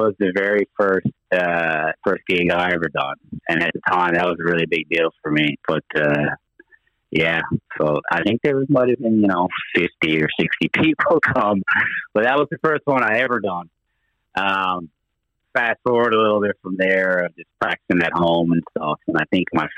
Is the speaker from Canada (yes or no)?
yes; Torbay, Newfoundland and Labrador, Canada; I'm actually from Torbay area